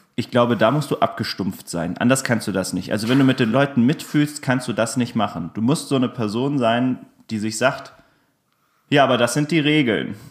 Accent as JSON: {"language": "German", "country": "Germany", "tie": "born or raised there", "said": "Kind des Spessarts"}